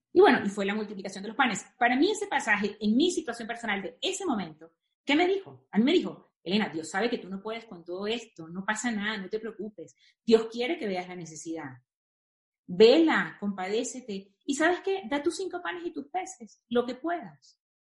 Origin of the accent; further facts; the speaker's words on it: Venezuela; moved away as an adult; also born or lived in Spain / Brazil; now in Mexico; siendo venezolana